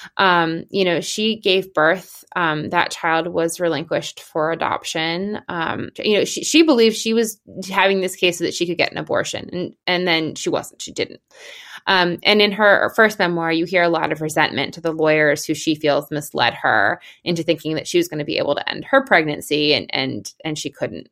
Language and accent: English; Pennsylvania, United States; in Pennsylvania, which is my home state